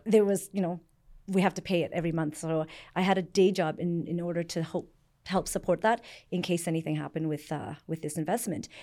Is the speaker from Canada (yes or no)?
yes; Canada; born or raised there; also born or lived in Vietnam / Hong Kong